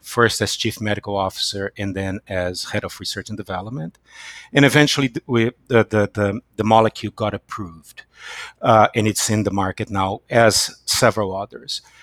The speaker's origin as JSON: {"language": "English", "country": "Brazil", "tie": "born or raised there", "moved": "as an adult", "lives_now": "United States", "said": "I was born in Brazil and I came to the United States in 2001"}